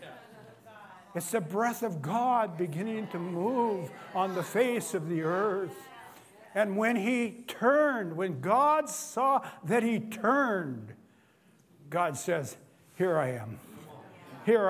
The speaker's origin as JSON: {"language": "English", "town": "Cle Elum", "region": "Washington", "country": "United States", "tie": "born or raised there", "said": "I was raised in Clee Ellum, and we used to get our deer every year"}